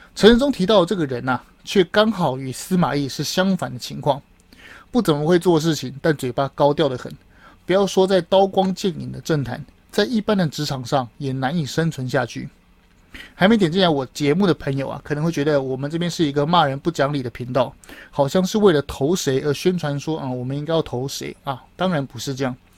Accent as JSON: {"language": "Chinese", "country": "Taiwan", "said": "我们台湾人"}